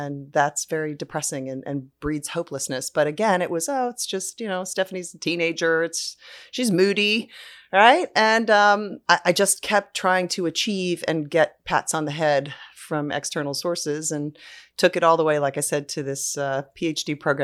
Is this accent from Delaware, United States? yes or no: yes; Delaware, United States; I grew up on the Delaware coast and had a boat with my family on the Chesapeake Bay and just grew up with a love of nature and the water.